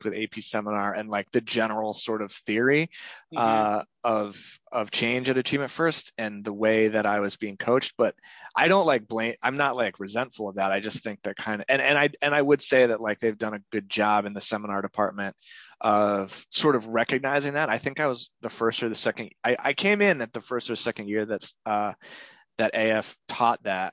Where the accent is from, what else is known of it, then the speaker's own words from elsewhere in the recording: New Hampshire, United States; also born or lived in Mississippi / New York City; now in Boston, United States; I'm from New Hampshire